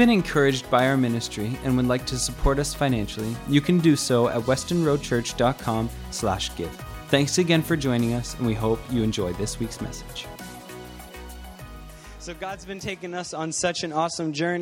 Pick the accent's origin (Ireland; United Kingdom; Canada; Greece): Canada; St. Catharines, Ontario; now in Greater Toronto Area, Canada; I was born and raised in St. Catharines, Ontario